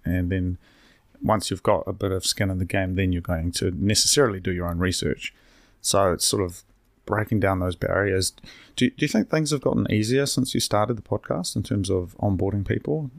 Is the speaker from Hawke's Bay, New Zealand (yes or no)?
yes; Hastings, Hawke's Bay, New Zealand; now in Wellington, New Zealand; I'm from Hastings